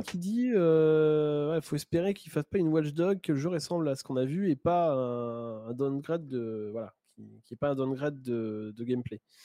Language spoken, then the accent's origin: French; Normandy, France; je suis normand d'origine